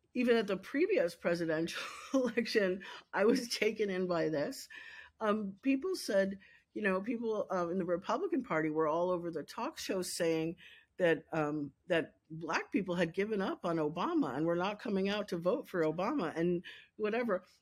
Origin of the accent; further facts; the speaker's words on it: Lexington, Kentucky, United States; also born or lived in Pennsylvania; I worked for him at my hometown paper